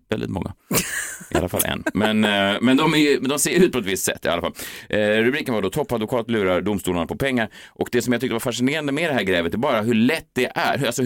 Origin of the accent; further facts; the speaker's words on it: Gävle, Gävleborg County, Sweden; Jag kommer från Gävle, inte det Norrland, Är det inte där ni knullar björnar och så vidare.